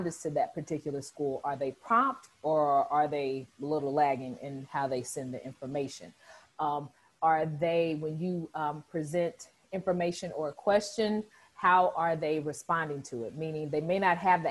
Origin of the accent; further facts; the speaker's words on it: Southern Illinois, United States; moved away as an adult; also born or lived in Northeast Missouri / St. Louis, Missouri; I'm from Southern Illinois, which is about 2.5 hours south of St. Louis